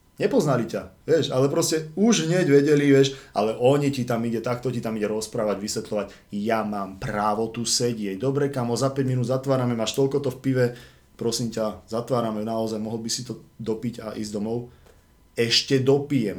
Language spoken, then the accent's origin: Slovak; Žilina, Žilina Region, Slovakia; now in Bratislava, Slovakia; Žilina, Žilina to je proste moje rodné mesto, kde som bol fakt strašne dlho.